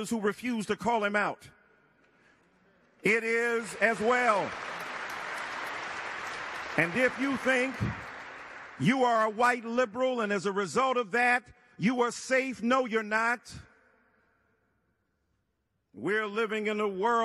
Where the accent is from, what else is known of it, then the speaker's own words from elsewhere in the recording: Detroit, Michigan, United States; 67 in Detroit, my hometown